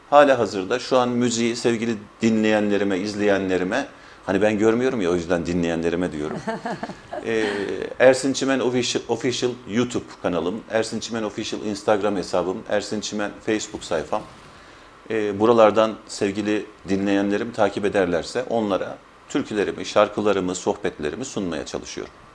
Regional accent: Şamlı, Balıkesir, Turkey; 14.03.1968 yılında Balıkesir'in Şamlı kasabasında dünyaya geldim.

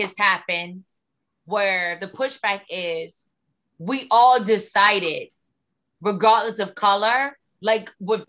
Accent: the South, United States; accent: Southern; everyone would be like, you sound Southern. Where are you from?

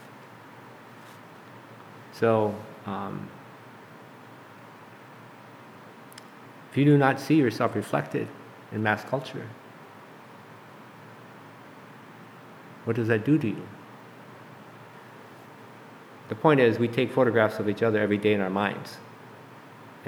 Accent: Duluth, Minnesota, United States; I was born and raised in Duluth, Minnesota. I'm a native Minnesotan.

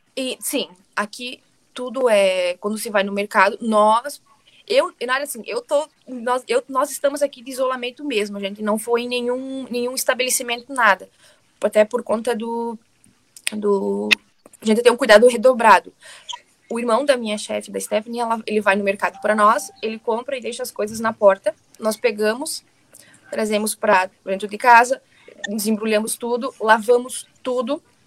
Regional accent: Brazil; moved away as an adult; also born or lived in Italy; now in London, United Kingdom; eu saí do Brasil, fui pro, fiquei seis meses na Itália e depois migrei a Londres.

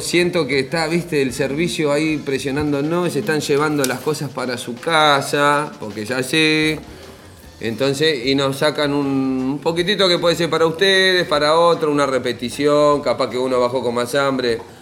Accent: Buenos Aires, Argentina; por lo menos en mi barrio, yo soy de Soldati

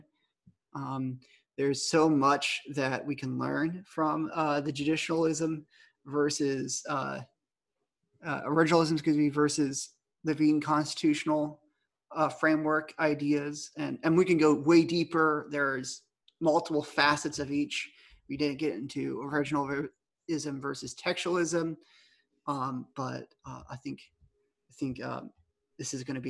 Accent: South Carolina, United States; I'm from South Carolina

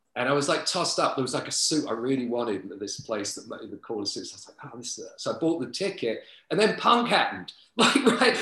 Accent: London, United Kingdom; moved away as an adult; now in Los Angeles, United States; I grew up like right on the outskirts of the East End.

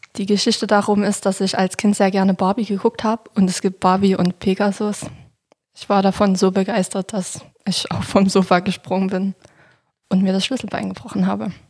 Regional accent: Niederlungwitz, Saxony, Germany; Ich wohne in Niederlunkwitz. Das liegt direkt neben Klauchau.

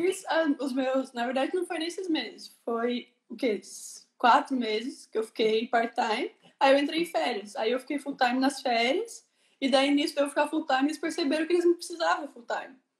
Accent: Curitiba, Paraná, Brazil; moved away as an adult; now in Ireland; eu sou de Curitiba, Paraná

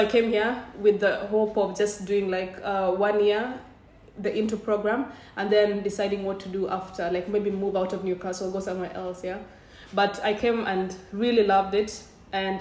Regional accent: Kenya; moved away as an adult; I'm originally from Kenya

